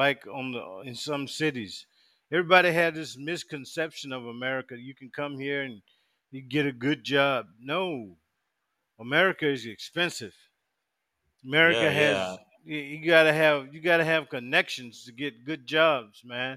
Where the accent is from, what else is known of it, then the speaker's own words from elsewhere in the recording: United States; also born or lived in Virginia / Nigeria; I'm an American.